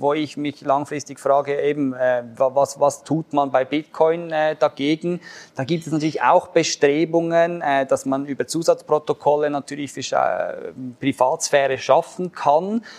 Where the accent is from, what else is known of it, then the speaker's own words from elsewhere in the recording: Switzerland; als Schweizer